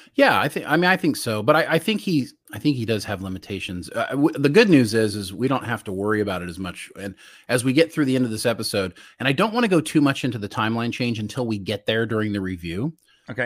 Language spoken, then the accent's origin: English; United States; that's where Brian and I are from. And I got to tell you, I'm a really proud American.